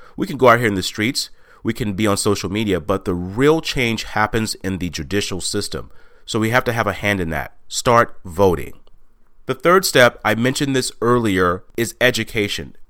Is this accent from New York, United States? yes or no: no; Texas, United States; moved away as an adult; also born or lived in Washington; I was born and raised in Texas